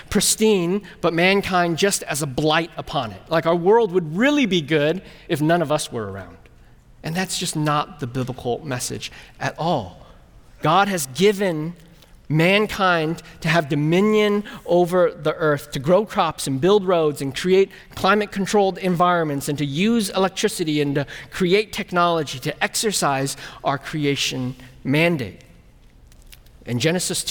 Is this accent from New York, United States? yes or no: no; California, United States; also born or lived in Burnsville; now in Midwest, United States; I'm from California